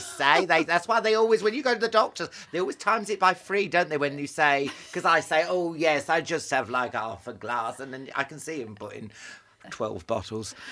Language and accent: English; Northampton, East Midlands, United Kingdom; I grew up in Northampton